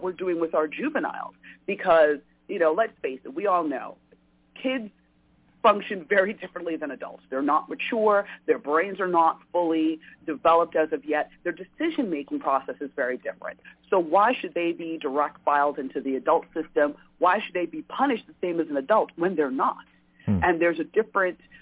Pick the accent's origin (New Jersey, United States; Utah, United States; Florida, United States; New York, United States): New York, United States; I grew up in New York